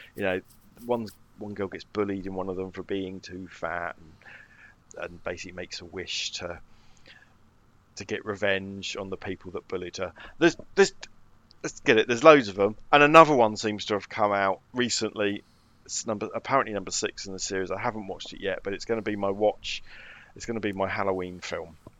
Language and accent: English; United Kingdom